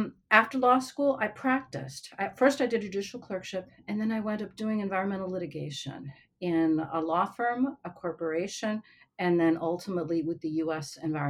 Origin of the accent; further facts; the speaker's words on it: northern New Jersey, United States; also born or lived in Cuba; So I was born in Cuba. I came to the U.S. as a child. My parents were refugees. We were settled by the government in northern New Jersey, which is a vibrant working class community.